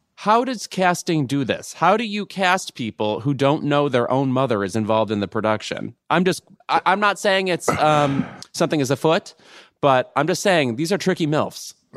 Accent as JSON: {"language": "English", "town": "Lemont", "region": "Illinois", "country": "United States", "tie": "born or raised there", "said": "my hometown in Lamont, Illinois"}